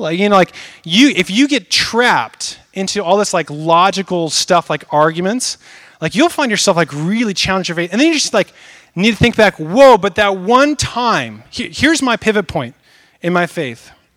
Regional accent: Northwest, United States; I grew up in the Northwest, out in the countryside.

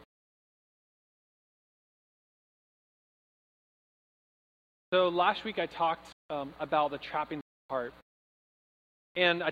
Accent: Troutdale, Oregon, United States; moved away; I'm from Oregon, and the weather we're having today, the storm of the decade, is like an average day where I'm from. Like, in Troutdale, which is like 30 minutes east of Portland

